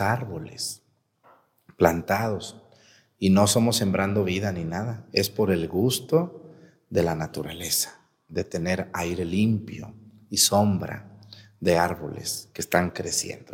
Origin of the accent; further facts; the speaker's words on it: Mexticacán, Jalisco, Mexico; mi pueblo es Mesticacán